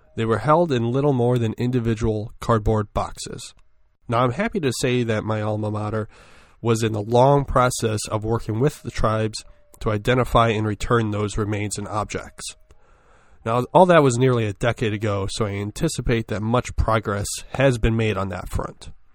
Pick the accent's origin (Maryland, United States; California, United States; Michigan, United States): Michigan, United States; my home state